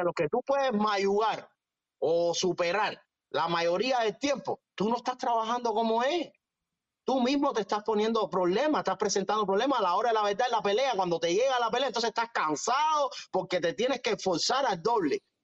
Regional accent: Cuba; yo soy de San Ignacio

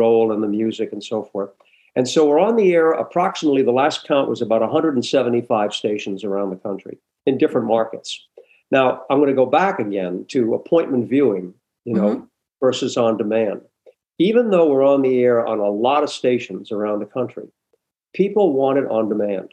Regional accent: New Hampshire, United States; moved away as an adult; also born or lived in Providence, Rhode Island; I worked at a little radio station in my hometown in New Hampshire

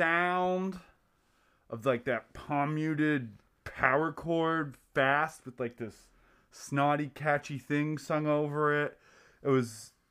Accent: Philadelphia suburbs, Pennsylvania, United States; I was born in Philly

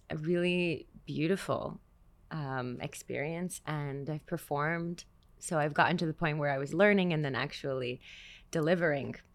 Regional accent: Montreal, Quebec, Canada; moved away as an adult; also born or lived in New York; now in Israel; that's what I grew up listening to in Montreal.

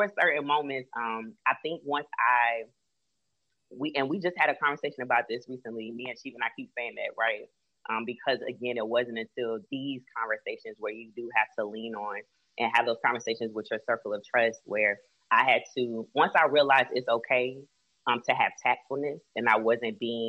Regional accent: Florida, United States; I was raised in Florida, my mom, my family's from Cleveland, Ohio

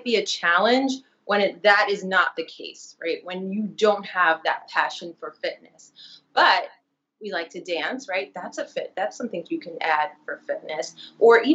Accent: New York City, New York, United States; I'm born and raised in Brooklyn

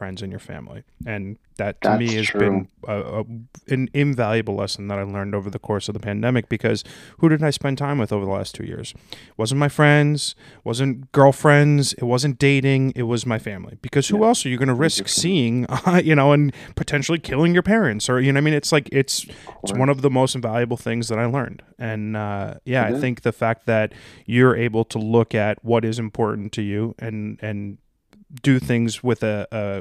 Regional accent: New Jersey, United States; as a Jersey Italian

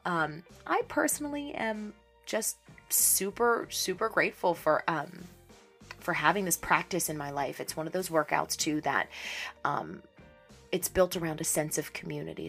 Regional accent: Pittsburgh, Pennsylvania, United States; born or raised there; moved away

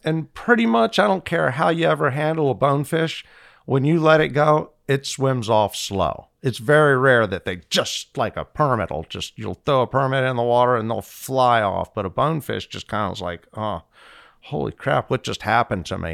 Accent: Fort Lauderdale, Florida, United States; I'm from Fort Lauderdale

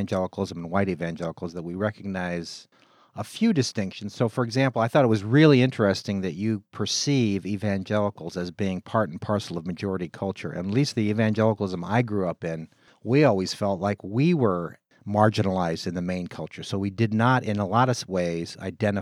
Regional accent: California, United States; I come from California

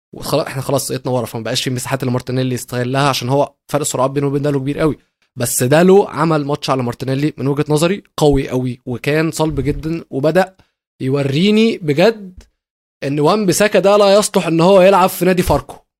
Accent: Egypt

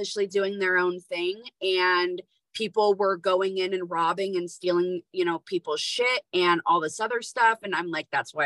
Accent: California, United States; now in Idaho, United States; growing up in California, the homeless population that I saw being from there, and then coming here to Idaho

